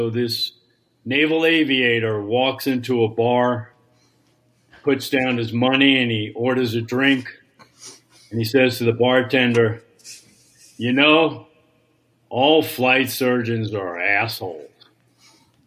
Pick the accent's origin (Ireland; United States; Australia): United States; New York; accent: New York; I'm from New York